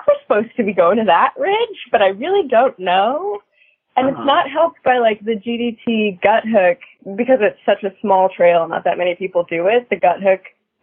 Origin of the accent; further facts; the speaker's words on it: Manitoba, Canada; I was born in Manitoba